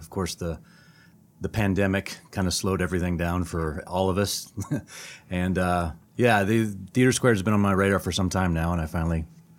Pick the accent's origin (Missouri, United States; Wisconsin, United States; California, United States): Missouri, United States; St. Louis; I'm from St. Louis. I live in St. Louis